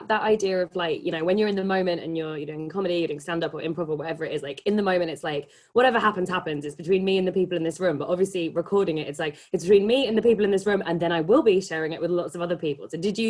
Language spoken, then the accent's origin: English; England, United Kingdom; growing up in England